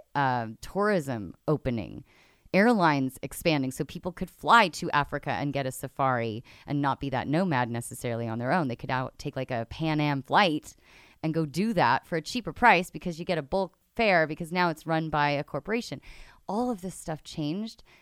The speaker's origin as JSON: {"language": "English", "region": "London", "country": "United Kingdom", "moved": "yes", "said": "I'm from London originally"}